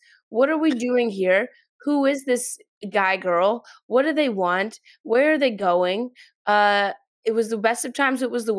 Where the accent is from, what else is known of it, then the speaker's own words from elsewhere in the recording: Louisville, Kentucky, United States; moved away; I grew up in Louisville.